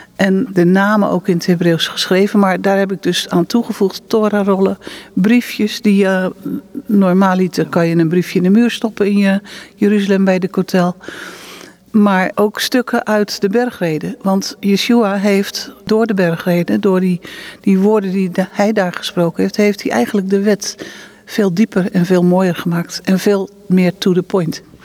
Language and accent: Dutch; Netherlands; now in Israel; we komen natuurlijk uit Nederland